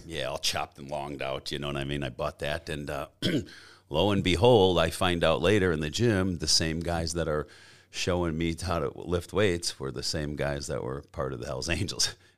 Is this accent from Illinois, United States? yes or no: yes; a suburb of Chicago, Illinois, United States; I was born and raised in a suburb of Chicago, uh, uh in Illinois, uh, a town called Elsop